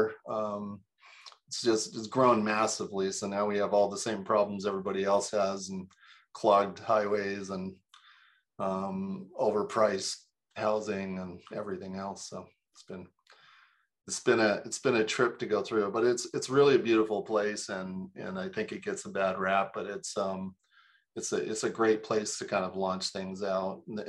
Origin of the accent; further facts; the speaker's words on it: Toronto, Ontario, Canada; moved away as an adult; also born or lived in Salt Lake City, Utah; now in Utah, United States; I'm a transplant here. I'm from Toronto, Canada.